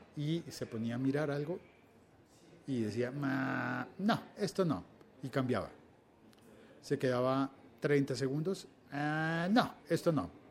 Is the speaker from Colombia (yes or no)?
yes; Colombia